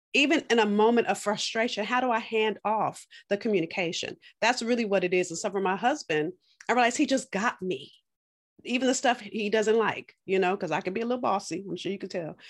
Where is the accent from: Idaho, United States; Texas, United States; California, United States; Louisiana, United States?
California, United States; now in Boston, United States; I'm from California, moved to Boston.